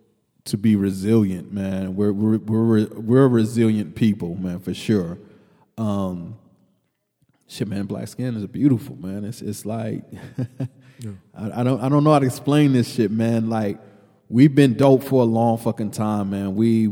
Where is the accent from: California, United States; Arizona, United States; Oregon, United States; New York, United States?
New York, United States; New York and hip hop, like for when we grew up in New York in hip hop, it was like they could always only be one king of New York.